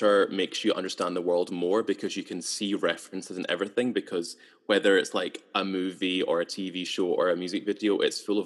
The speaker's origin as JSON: {"language": "English", "town": "Edinburgh", "region": "Scotland", "country": "United Kingdom", "tie": "born or raised there", "also_born_or_lived": "Dalkeith / St Andrews", "moved": "as an adult", "lives_now": "Glasgow, United Kingdom", "said": "I'm from Edinburgh. I grew up in Christorfin, and then laterally in Dalkeith."}